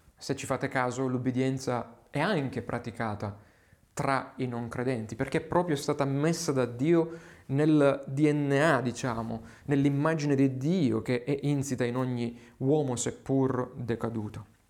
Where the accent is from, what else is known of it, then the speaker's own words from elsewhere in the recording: Southern Italy, Italy; Qui nel sud Italia, parlo nelle mie zone